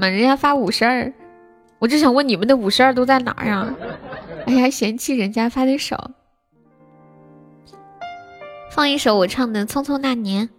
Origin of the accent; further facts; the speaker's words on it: Anhui, China; 我是个三十岁，安徽的